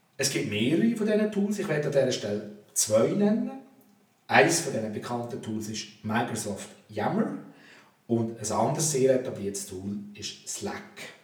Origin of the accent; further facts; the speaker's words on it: Switzerland; bei uns in der Schweiz